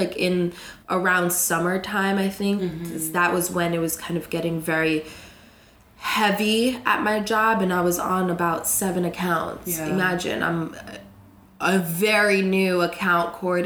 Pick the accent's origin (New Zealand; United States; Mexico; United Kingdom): United States; South Florida; moved away as an adult; now in New York, United States; I'm from Florida. Cool. South Florida